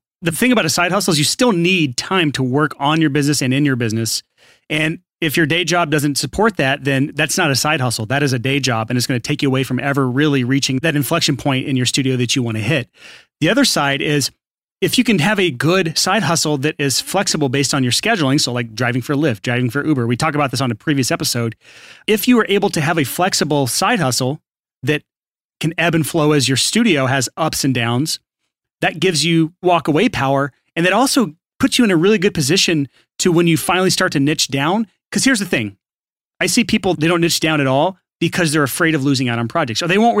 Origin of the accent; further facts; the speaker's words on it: Alabama, United States; I mean, I was born and raised in Alabama, yeah. So that's my actual voice.